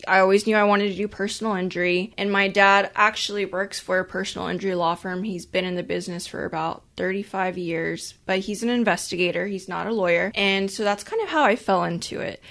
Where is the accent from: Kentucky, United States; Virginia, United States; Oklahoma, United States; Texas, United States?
Texas, United States; Corpus Christi; I'm from Corpus Christi too, which is a, a smaller city